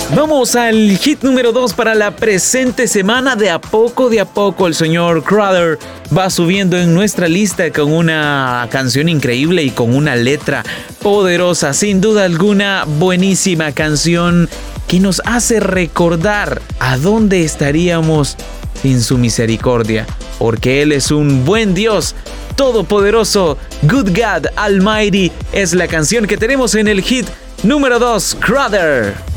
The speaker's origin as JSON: {"language": "Spanish", "country": "El Salvador", "said": "música de nuestro país, música salvadoreña"}